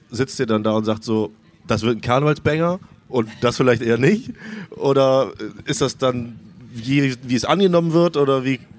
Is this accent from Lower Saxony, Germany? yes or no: no; Cologne, North Rhine-Westphalia, Germany; ich bin eine Kölsche Jung.